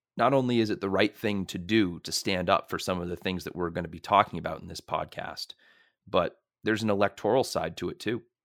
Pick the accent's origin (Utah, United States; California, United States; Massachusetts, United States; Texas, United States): Massachusetts, United States; Merrimack; I'm from Merrimack, Massachusetts